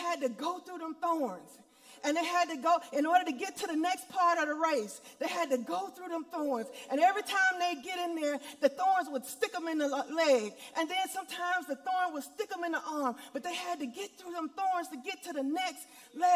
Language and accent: English; Monroe, Louisiana, United States; I grew up in Monroe, Louisiana at Deuteronomy Missionary Baptist Church.